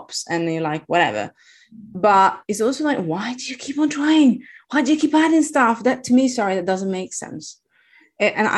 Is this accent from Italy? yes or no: yes; Italy; English is a second language; moved away; I'm Italian. I have a weird accent.